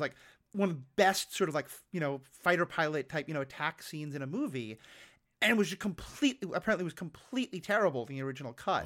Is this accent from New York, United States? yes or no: yes; New York City, New York, United States; I grew up on Manhattan in New York City